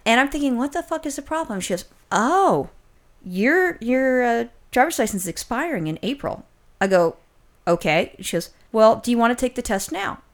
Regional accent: California, United States; as a Californian

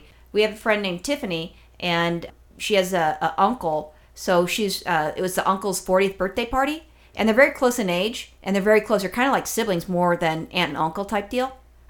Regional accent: California, United States; I'm only a Californian for, you know, my entire life.

